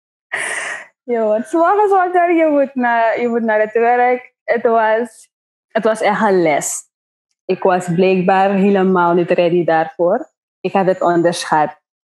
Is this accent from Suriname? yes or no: yes; Nickerie, Suriname; moved away as an adult; now in Paramaribo, Suriname; ik ben van Nikeri